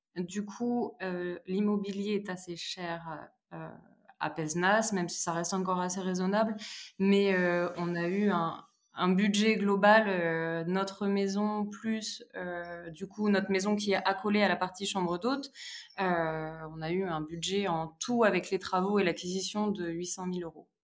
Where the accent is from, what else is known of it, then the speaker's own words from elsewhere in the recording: Charente, Nouvelle-Aquitaine, France; now in Pézenas, France; Je suis originaire de Charente